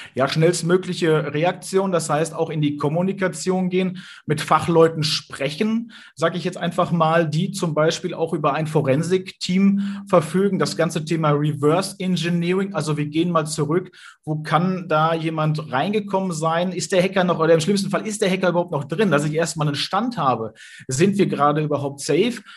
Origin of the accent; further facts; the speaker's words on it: Sauerland, North Rhine-Westphalia, Germany; hier im Sauerland, wo ich herkomme